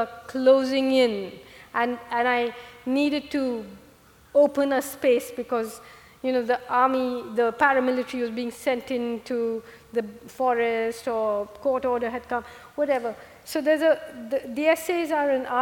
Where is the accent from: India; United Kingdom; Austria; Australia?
India; Kerala; moved away; I grew up in Kerala, where the God of Small Things is set